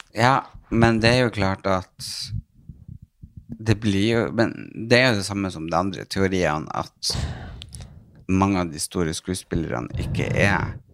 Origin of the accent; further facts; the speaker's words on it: Northern Norway, Norway; moved away as an adult; now in Oslo, Norway; jeg er fra Nord-Norge